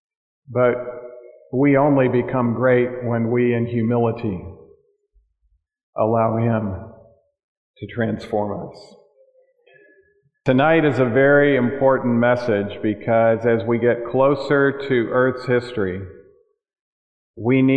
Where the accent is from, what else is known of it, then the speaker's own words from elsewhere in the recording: Michigan, United States; moved away; back in my home state of Michigan.